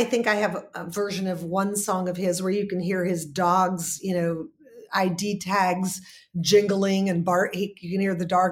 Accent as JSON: {"language": "English", "town": "Los Angeles", "region": "California", "country": "United States", "tie": "born or raised there", "said": "growing up in California, in Hollywood, California, in the 60s"}